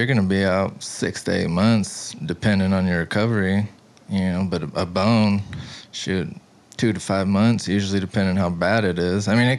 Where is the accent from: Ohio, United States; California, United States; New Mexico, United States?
New Mexico, United States; Albuquerque; also born or lived in Stanley, New Mexico / Moriarty, New Mexico; So when I was 10, I lived in that house. But I grew up in Albuquerque and then Stanley, which is about 20 minutes up the road here. So I'm pretty close to right here, actually.